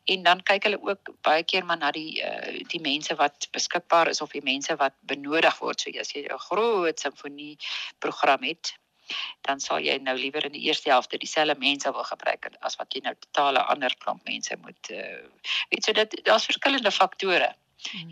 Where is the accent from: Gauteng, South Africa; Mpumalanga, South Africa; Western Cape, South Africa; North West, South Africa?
Gauteng, South Africa; Pretoria; moved away as an adult; now in Bloemfontein, South Africa; ek het in Pretoria as ek gebore en ek het daar groot geword